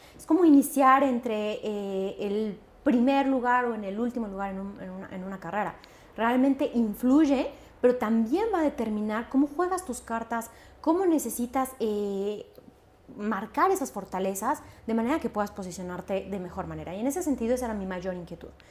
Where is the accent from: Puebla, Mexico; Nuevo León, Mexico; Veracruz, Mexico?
Veracruz, Mexico; Xalapa; yo nací en Jalapa, Veracruz, una ciudad que realmente era un centro de cultura